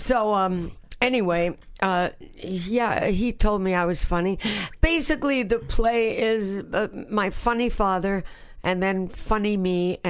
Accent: New York, United States; accent: New York; also born or lived in Boston; That's where I got my New York accent.

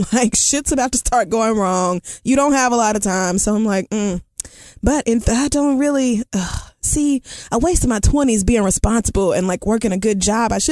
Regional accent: Canada; Again, I'm from Canada where we love gay people.

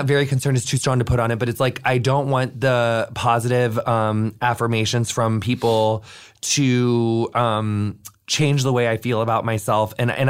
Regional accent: Pakistan; that feels really powerful as a Pakistani Muslim.

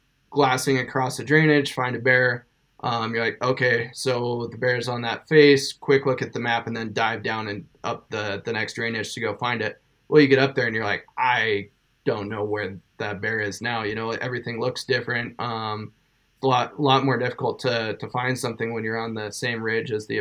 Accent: eastern Montana, United States; eastern Montana and born and raised.

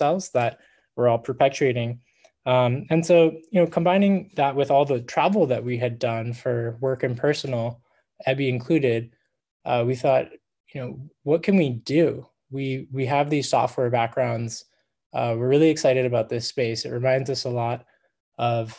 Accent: Laguna Beach, California, United States; I'm from Southern California, a beach town called Laguna Beach.

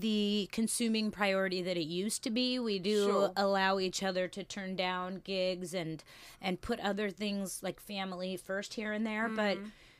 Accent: Washington, United States; In Washington, just 45 minutes north of Portland.

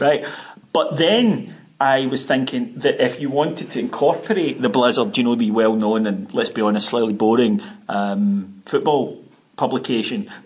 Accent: Ayrshire, Scotland, United Kingdom; now in Glasgow, United Kingdom; I wanted to move to Ayrshire back home

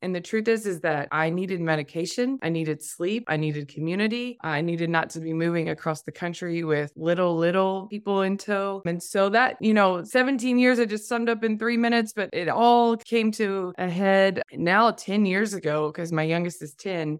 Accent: Tennessee, United States; moved away as an adult; I'm a Tennessee girl, born and raised in the South

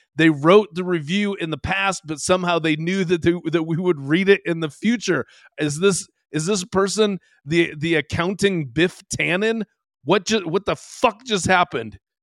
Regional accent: Seattle, Washington, United States; I grew up in Seattle, so yeah, in the late '80s and early '90s

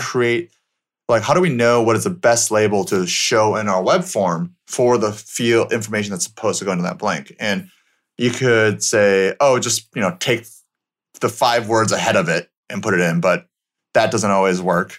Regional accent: Michigan, United States; moved away; I grew up in Michigan, so middle of America

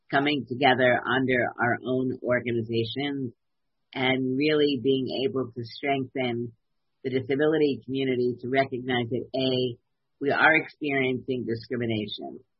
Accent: New York City, New York, United States; I grew up in Brooklyn

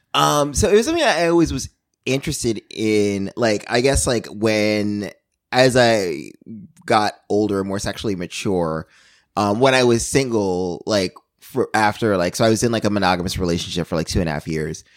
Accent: New York, United States; as a New Yorker

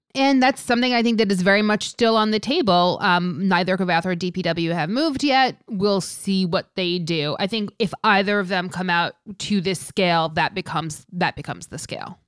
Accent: New York area, United States; I'm from the New York area, I live here

